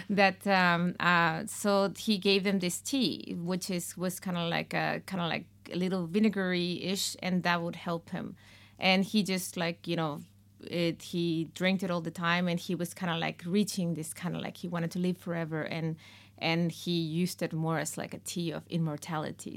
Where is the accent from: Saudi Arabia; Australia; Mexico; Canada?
Mexico; moved away; In Mexico, we have two, uh, last names